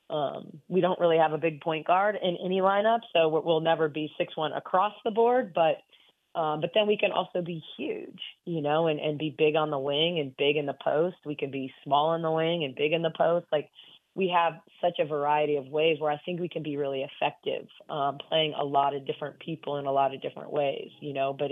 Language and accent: English; Midwest, United States; also born or lived in Michigan / Ohio / Indiana / Wisconsin; I grew up in Big Ten country. I mean